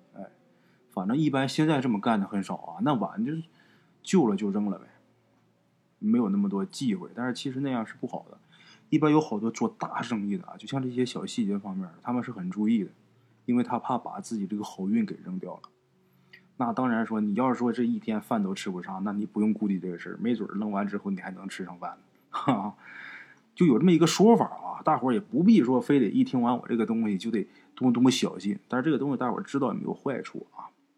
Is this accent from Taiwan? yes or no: no; China; 风水这个东西啊，对我们中国人的影响真的是很深远的。